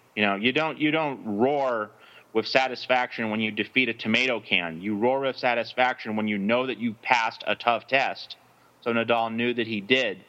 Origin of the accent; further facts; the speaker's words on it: United States; speaking strictly as an American